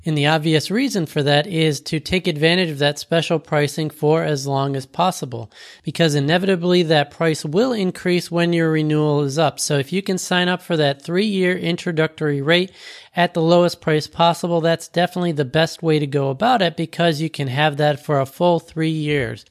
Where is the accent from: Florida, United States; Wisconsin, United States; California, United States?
Florida, United States; I was from Florida